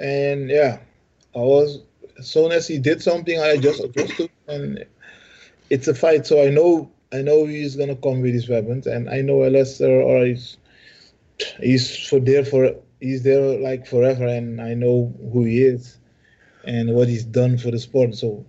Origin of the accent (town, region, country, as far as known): Suriname